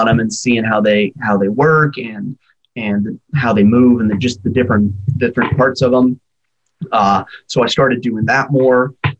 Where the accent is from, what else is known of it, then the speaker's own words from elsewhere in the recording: Oregon, United States; now in Alaska, United States; I grew up in Oregon